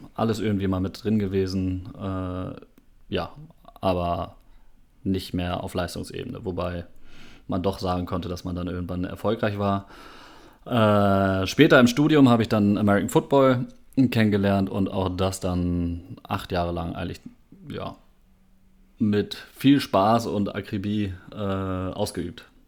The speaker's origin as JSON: {"language": "German", "town": "Minden", "region": "North Rhine-Westphalia", "country": "Germany", "tie": "born or raised there", "also_born_or_lived": "Oldenburg", "moved": "as an adult", "lives_now": "Münster, Germany", "said": "gebürtig aus Oldenburg, bin dann aber in Minden aufgewachsen"}